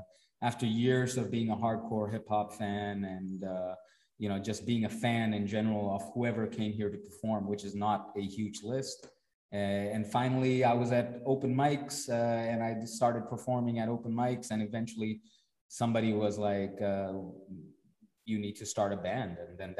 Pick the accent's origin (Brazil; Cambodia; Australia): Cambodia; also born or lived in India; I'm from India, but I grew up in Cambodia.